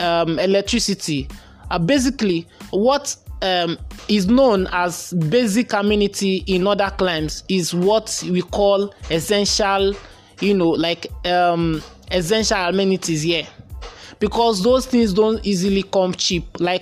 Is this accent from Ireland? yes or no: no; Nigeria; it's a tough thing being a Nigerian right now